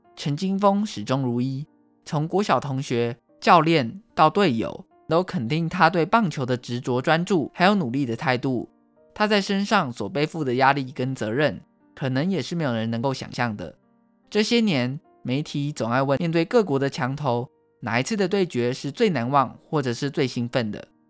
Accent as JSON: {"language": "Chinese", "country": "Taiwan", "said": "台湾是一块宝岛，同时也是我们的家乡"}